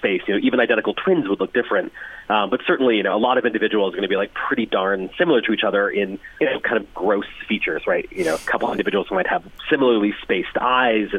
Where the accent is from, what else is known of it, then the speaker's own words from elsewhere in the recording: United States; accent: American; I'm American, as you can tell from my voice, but yes, my family came from Ireland in the 1840s.